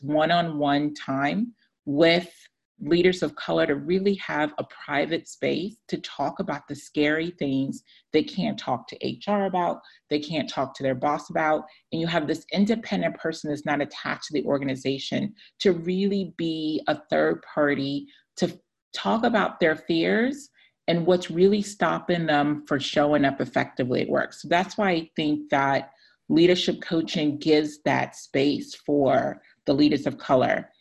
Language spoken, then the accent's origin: English; Ghana; now in United States; I identify as a Ghanaian American, an immigrant, a Black woman